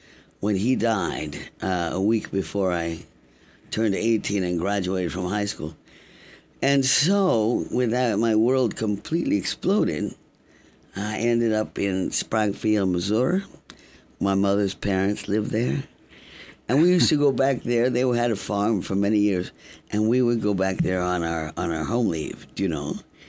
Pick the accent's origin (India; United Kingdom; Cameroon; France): United Kingdom; London; also born or lived in Canada / Cuba / Washington, D.C., United States / Caracas, Venezuela; So I think right after I was born, we went to Canada. And then after Canada came Cuba. After Cuba, Washington, D.C. for a bit. And then Caracas, Venezuela. And then London. I went to high school in London